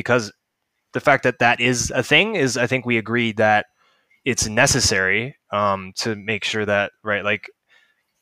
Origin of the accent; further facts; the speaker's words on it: Seattle, Washington, United States; growing up in Seattle